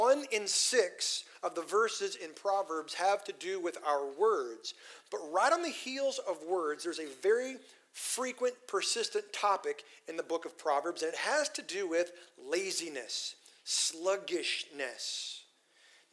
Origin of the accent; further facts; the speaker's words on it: Texas Panhandle, United States; moved away as an adult; now in Tyler, United States; I grew up in the Texas Panhandle